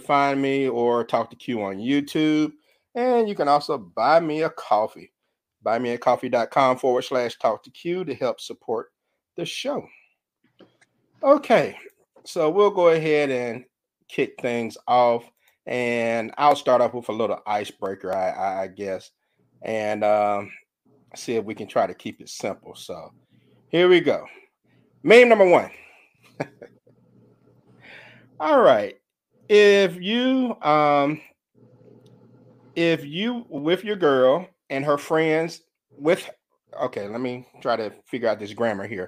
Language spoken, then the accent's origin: English; Mississippi, United States; my home state, the Magnolia State of Mississippi